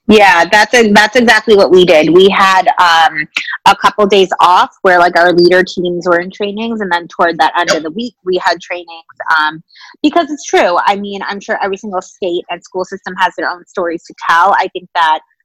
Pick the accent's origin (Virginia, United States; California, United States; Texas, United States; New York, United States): New York, United States; New York City; as a New Yorker